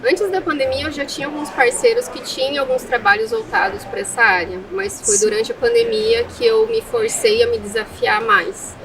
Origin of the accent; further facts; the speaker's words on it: Foz do Iguaçu, Paraná, Brazil; eu sou natural aqui de Foz do Iguaçu